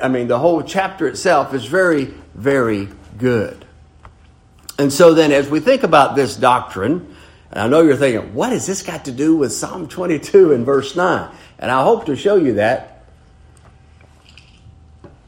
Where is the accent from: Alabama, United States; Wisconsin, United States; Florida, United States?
Alabama, United States; Brewton; I was born in Brewton, Alabama